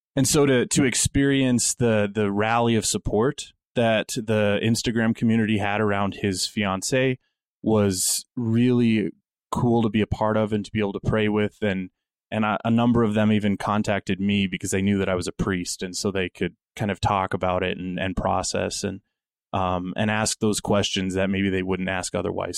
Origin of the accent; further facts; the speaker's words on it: Wyoming, United States; Growing up in Wyoming